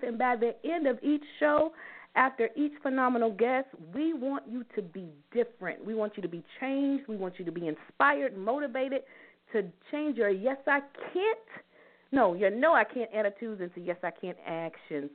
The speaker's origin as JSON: {"language": "English", "town": "Louisville", "region": "Kentucky", "country": "United States", "said": "I'm from Louisville, Kentucky."}